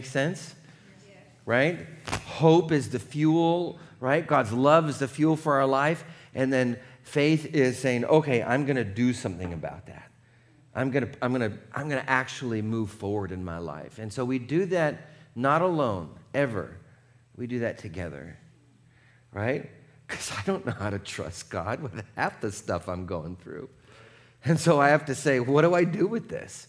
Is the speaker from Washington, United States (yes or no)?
yes; Seattle, Washington, United States; now in California, United States; I grew up in Seattle. We did everything in the rain